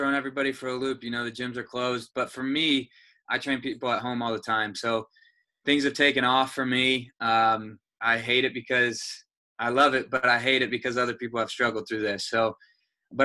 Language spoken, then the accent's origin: English; Carmel, Indiana, United States; moved away as an adult; now in Nashville, United States; I'm from Carmel, Indiana, and I've been here for about 2 years